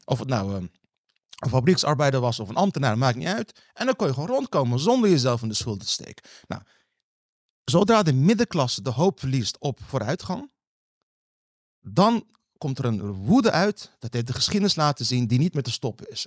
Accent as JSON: {"language": "Dutch", "town": "Rotterdam", "region": "South Holland", "country": "Netherlands", "said": "Ik kom uit Rotterdam-Zuid"}